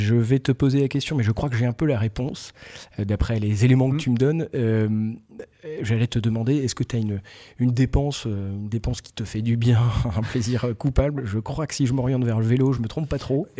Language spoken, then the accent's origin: French; Breton, Brittany, France; moi je suis breton